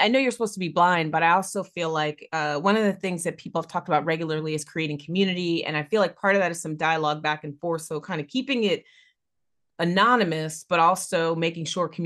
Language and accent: English; New Jersey, United States; my home state is out there